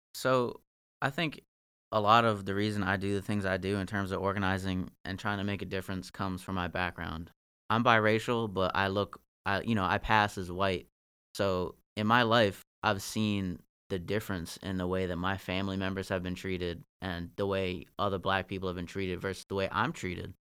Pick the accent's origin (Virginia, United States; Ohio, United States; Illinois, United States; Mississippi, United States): Virginia, United States; Northern; I'm from Virginia. Like, I, I grew up in Northern Virginia, but that was out in Marshall where my dad lived.